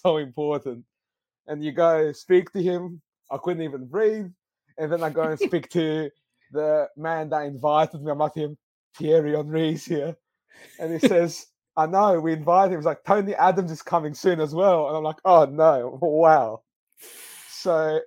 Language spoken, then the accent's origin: English; Greece; now in Adelaide, Australia; I was born and raised in Greece